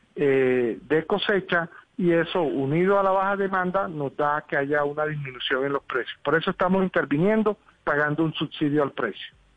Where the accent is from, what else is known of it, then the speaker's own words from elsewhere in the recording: Colombia; nosotros como colombianos, los que estamos en las ciudades